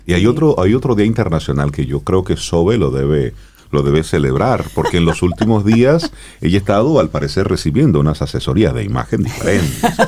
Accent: Dominican Republic; nosotros como dominicanos

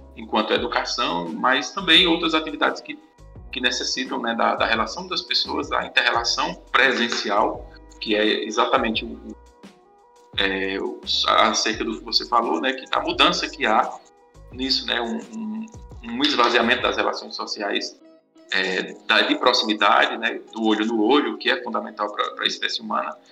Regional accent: Farias Brito, Ceará, Brazil; sou daqui do Cariri, de Farias Brito

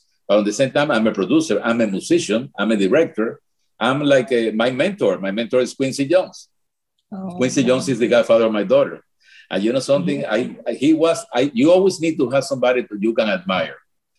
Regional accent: Cuba; English is a second language; moved away; And back on our feet, even when the accident happened, even when we came from Cuba.

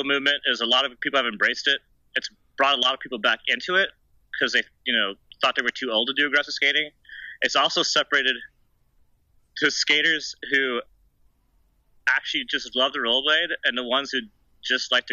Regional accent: Austin, Texas, United States; first language German; English is a second language; also born or lived in Germany; I was born in Austin, Texas, and when I was about 6 months old, my parents moved to Germany

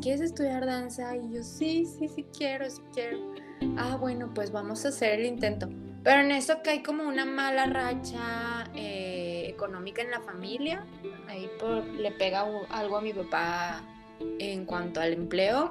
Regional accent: Torreón, Coahuila, Mexico; soy oriunda de Torreón, Coahuila

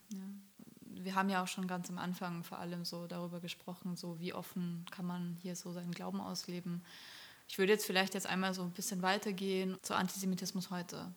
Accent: Austria; ich komme aus Österreich

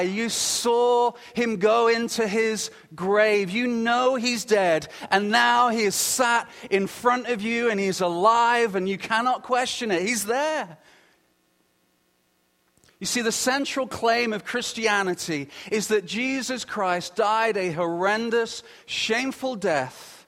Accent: United Kingdom; being British

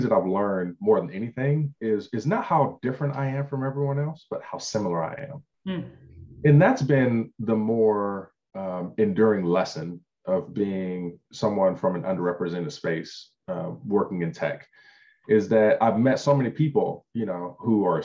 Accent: Compton, California, United States; I grew up poor in Compton.

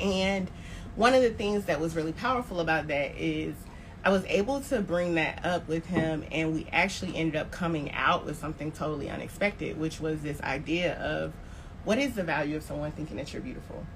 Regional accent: Tallahassee, Florida, United States; also born or lived in New Orleans, Louisiana; now in Atlanta, United States; I am from Tallahassee, Florida, and at this point, um, I live in Atlanta, Georgia, but recently moved from

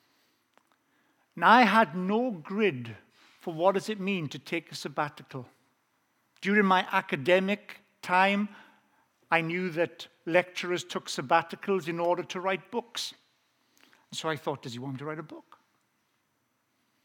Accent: South Wales, United Kingdom; accent: Welsh; I have an authentic Welsh accent. I grew up in South Wales.

